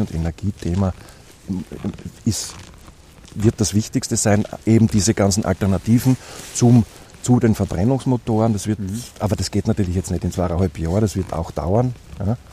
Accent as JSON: {"language": "German", "country": "Austria", "said": "als Österreicher"}